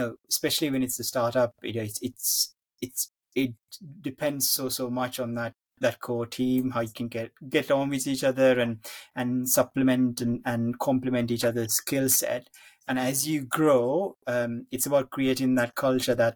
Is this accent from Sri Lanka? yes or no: yes; Sri Lanka; moved away; I grew up in Sri Lanka and had sort of family. I still have family back there.